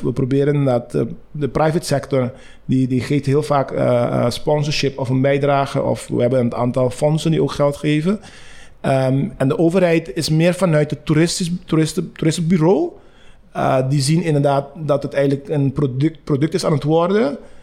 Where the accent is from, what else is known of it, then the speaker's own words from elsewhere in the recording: Curaçao; moved away as an adult; also born or lived in Rotterdam, Netherlands; ik ben op Curaçao geboren